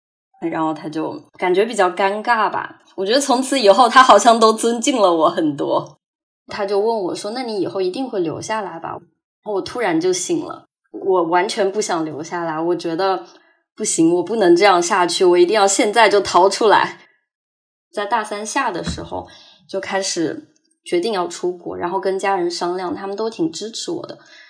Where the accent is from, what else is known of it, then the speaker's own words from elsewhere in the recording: Hangzhou, Zhejiang, China; moved away as an adult; also born or lived in United States; 我是杭州的，现在是二十五岁。我是从一九年年中的时候。去了美国，然后到现在大概有两年的时间